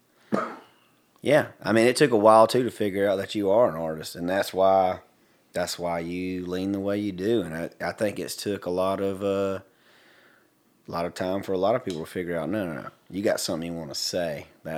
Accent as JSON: {"language": "English", "town": "Hartford", "region": "Alabama", "country": "United States", "tie": "born or raised there", "said": "stuff that I grew up back in Hartford, Alabama, and I got to spend a lot of time on my grandfather's farm riding around with the farmhands"}